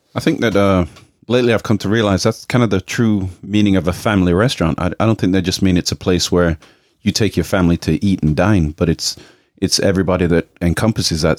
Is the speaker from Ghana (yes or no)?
no; England, United Kingdom; now in United States; my parents were Jamaican, and I grew up in England, and then now I'm in America